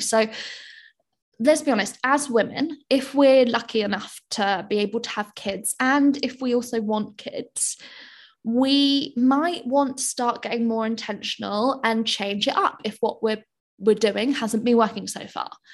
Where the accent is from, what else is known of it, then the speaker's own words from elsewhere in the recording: United Kingdom; I'm British.